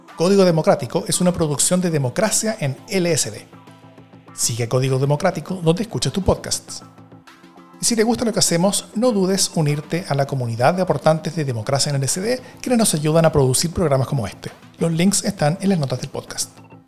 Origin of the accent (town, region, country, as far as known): Chile